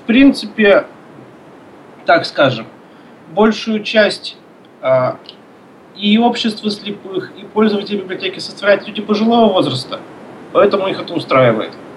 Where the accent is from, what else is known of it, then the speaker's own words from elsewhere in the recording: Izhevsk, Udmurt Republic, Russia; moved away as an adult; also born or lived in Moscow; now in Syktyvkar, Russia; Я родился в Ижевске, там же учился, там же закончил музыкальное училище